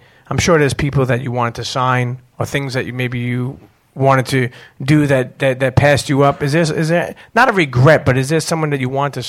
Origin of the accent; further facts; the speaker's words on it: New York City, New York, United States; I remember growing up in Brooklyn